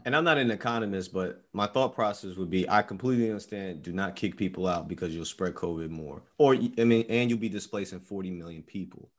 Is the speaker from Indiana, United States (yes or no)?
no; New York, United States; moved away; we're actually from New York